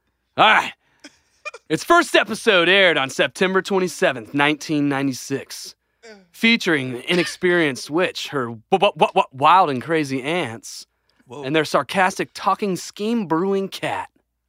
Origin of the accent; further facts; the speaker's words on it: Grand Haven, Michigan, United States; It's okay. I'm from Grand Haven.